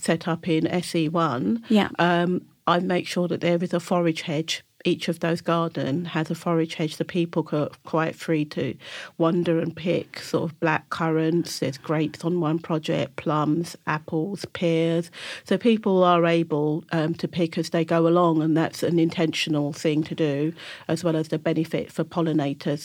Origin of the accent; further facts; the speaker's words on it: London, United Kingdom; I grew up in Kennington, Camberwell and Brixton